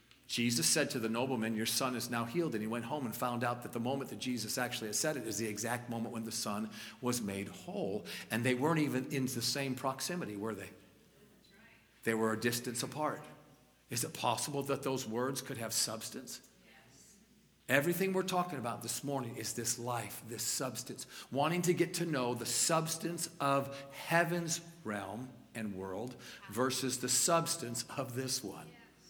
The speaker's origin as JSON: {"language": "English", "region": "New York", "country": "United States", "said": "Because I'm a New Yorker. Come on, somebody. You got to fold it, let it drip a little bit, and then eat it."}